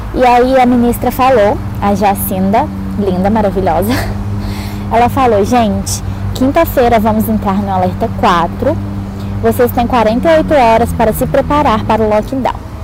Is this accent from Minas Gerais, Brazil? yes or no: yes; Minas Gerais, Brazil; moved away as an adult; now in Auckland, New Zealand; eu sou de Minas Gerais